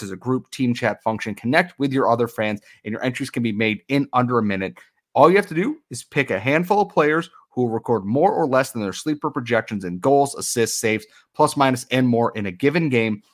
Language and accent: English; Western New York, United States; I'm from Western New York